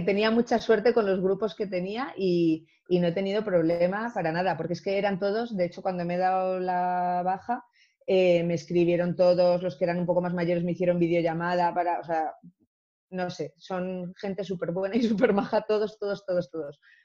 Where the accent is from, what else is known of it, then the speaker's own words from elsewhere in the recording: Ceuta, Spain; soy africana, claro, nací en Ceuta